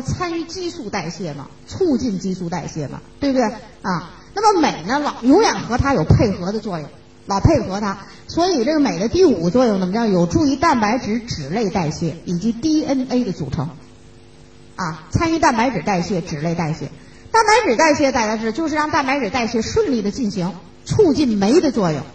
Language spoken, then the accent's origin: Chinese; China; 我们中国人